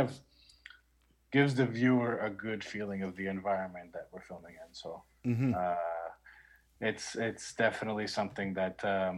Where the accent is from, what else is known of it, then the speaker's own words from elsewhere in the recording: Montreal, Quebec, Canada; I was born and raised in Montreal